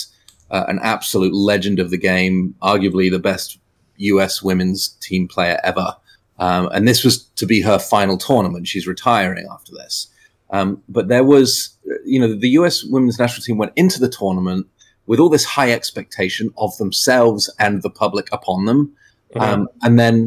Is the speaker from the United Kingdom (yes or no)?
yes; England, United Kingdom; moved away; even as an English person